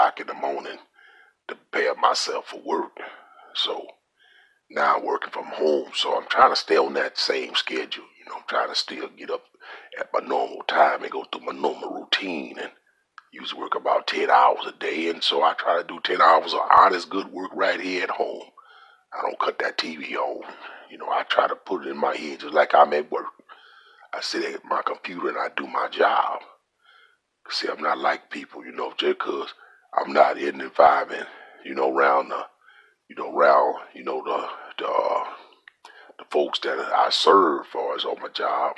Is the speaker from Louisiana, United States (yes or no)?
yes; Louisiana, United States; I'm from Louisiana